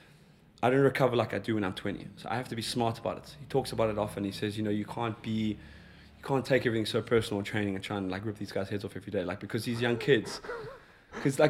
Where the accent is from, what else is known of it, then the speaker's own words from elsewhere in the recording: South Africa; I'm South African